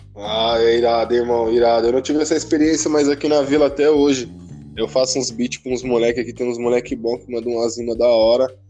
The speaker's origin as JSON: {"language": "Portuguese", "town": "Barueri", "region": "São Paulo", "country": "Brazil", "said": "São Paulo, aqui Zona Oeste, né? Mas, pra ser mais exato, em Barueri"}